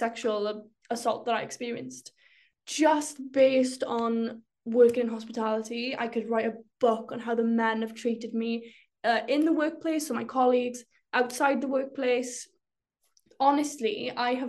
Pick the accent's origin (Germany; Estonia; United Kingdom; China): United Kingdom; rural Wales; my experience as a Welsh girl in rural Wales